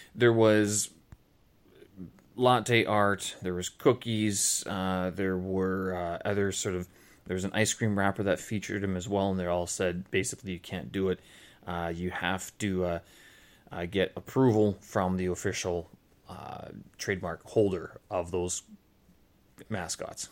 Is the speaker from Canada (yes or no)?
yes; Canada; moved away; I am Canadian